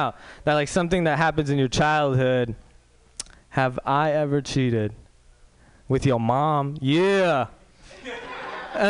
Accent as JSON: {"language": "English", "town": "Walnut Creek", "region": "California", "country": "United States", "said": "I'm pretty much a white dude from Walnut Creek."}